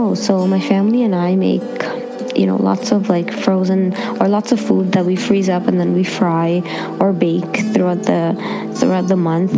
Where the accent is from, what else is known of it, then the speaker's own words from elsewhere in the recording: Toronto, Ontario, Canada; I'm from Toronto, and my background is Indian